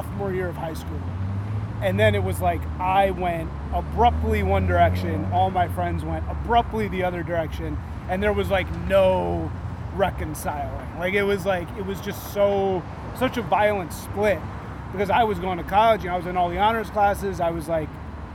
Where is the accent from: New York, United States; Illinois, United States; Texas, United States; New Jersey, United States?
Illinois, United States; Evanston; I grew up in Evanston, Illinois